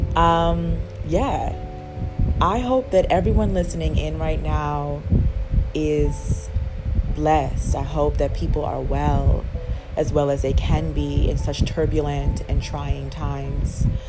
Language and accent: English; U.S. Virgin Islands; moved away; also born or lived in continental United States; my hometown